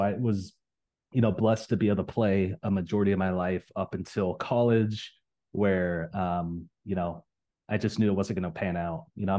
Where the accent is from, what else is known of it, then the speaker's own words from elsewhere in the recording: Everett, Washington, United States; also born or lived in Southern California / South Carolina; We finally settled in the state of Washington, specifically a city called Everett, which is about 30 minutes north of Seattle. So basically spent a lot of my life there.